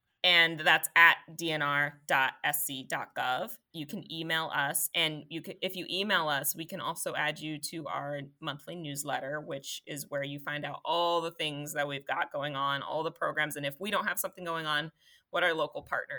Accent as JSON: {"language": "English", "region": "Colorado", "country": "United States", "said": "I had to stick that in there. I'm technically from Colorado."}